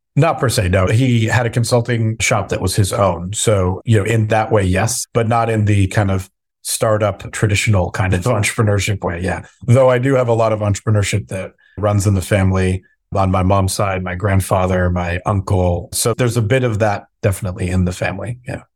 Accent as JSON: {"language": "English", "region": "Southern California", "country": "United States", "tie": "born or raised there", "also_born_or_lived": "Minnesota / Bay Area, California", "said": "I was born in Minnesota, but really you know, my upbringing was in Southern California."}